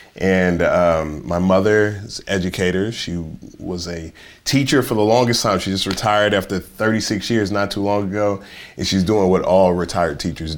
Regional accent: Dallas, Texas, United States; I grew up here in Dallas.

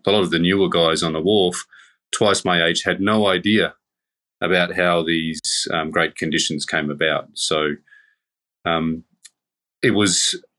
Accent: Darwin, Northern Territory, Australia; I grew up on Larrakia country. I've always lived here, though I'm a Torres Strait Islander.

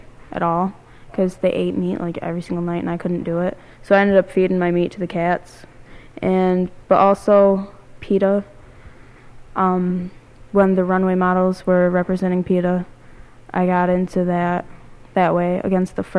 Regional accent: Ithaca, New York, United States; I'm from Ithaca

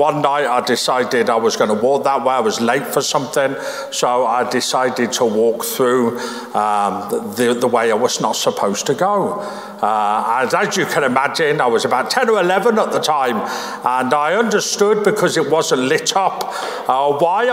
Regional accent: Birmingham, West Midlands, United Kingdom; Where I grew up in Birmingham

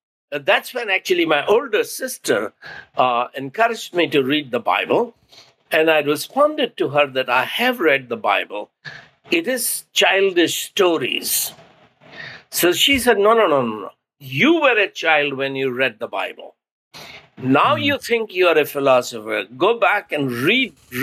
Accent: India; first language Hindi; English is a second language; Hindi, which is my mother tongue

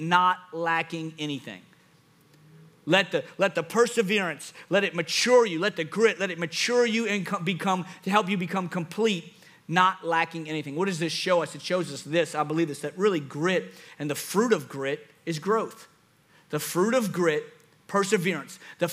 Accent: Louisiana, United States; I'm from Louisiana.

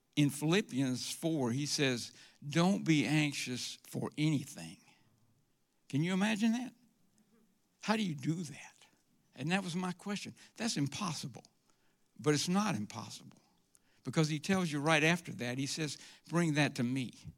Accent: Forest Park, Georgia, United States; also born or lived in Atlanta, Georgia; I grew up in Forest Park. Uh, it's out near the airport

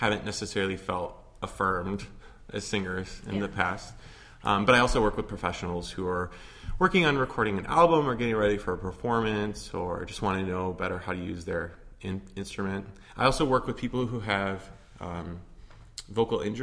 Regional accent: Otsego, Michigan, United States; moved away as an adult; also born or lived in Oberlin, Ohio; now in Chicago, United States; I am from a town called Otsego, which is near Kalamazoo, Michigan, and I spent, you know, all of my youth there

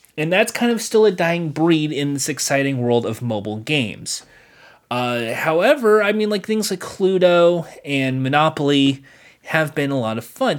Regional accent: Los Angeles, California, United States; I'm from Los Angeles. I'm not from New York.

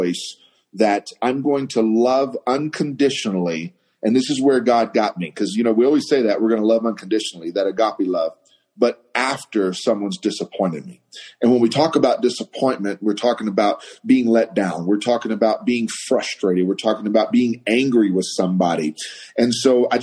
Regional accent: Waco, Texas, United States; now in Santa Fe, United States; I am from the Waco, Texas area

